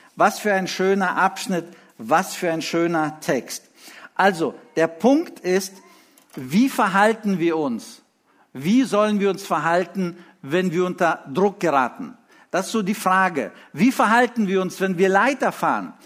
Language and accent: German; Lithuania; moved away; als wir in Litauen lebten, ich war in der dritten Klasse